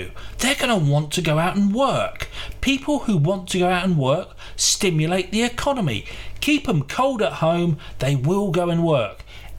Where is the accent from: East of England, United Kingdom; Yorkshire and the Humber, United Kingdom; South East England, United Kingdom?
Yorkshire and the Humber, United Kingdom; Bradford; I'm from Bradford. You know that my family, they're immigrants.